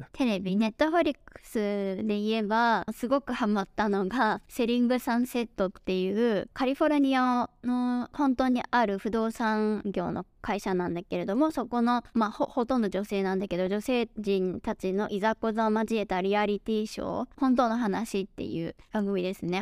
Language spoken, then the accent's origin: Japanese; Japan; first language Japanese; now in Dallas, United States; 私自身は、えー、日本語が母国語で